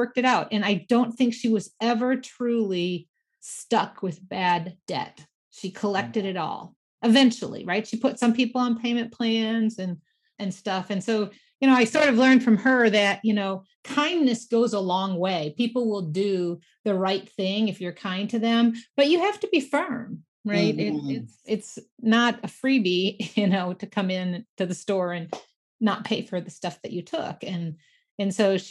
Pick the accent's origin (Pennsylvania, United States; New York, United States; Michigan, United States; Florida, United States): Michigan, United States; grew up in Michigan, so, you know, classic Midwest things